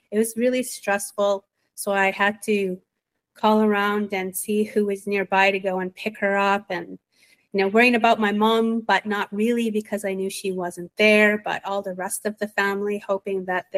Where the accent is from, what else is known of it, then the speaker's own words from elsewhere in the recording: Sturgeon Lake Cree Nation, Alberta, Canada; now in Winnipeg, Canada; I'm also from the Sturgeon Lake Cree Nation in Treaty 8 Territory. I live in Winnipeg